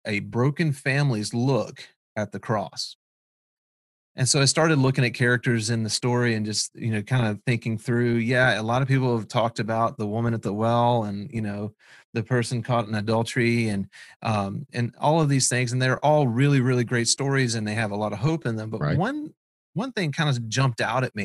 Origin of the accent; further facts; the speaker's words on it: South Florida, United States; we're from South Florida.